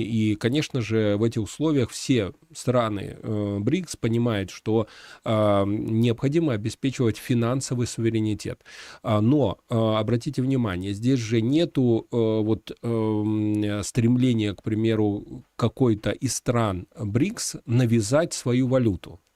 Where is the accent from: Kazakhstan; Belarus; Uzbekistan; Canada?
Belarus; Мы, белорусы